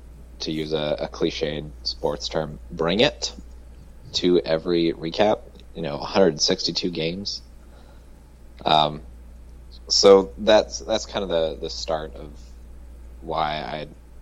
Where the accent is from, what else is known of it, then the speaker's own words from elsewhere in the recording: Kansas City, Missouri, United States; Born and raised in Kansas City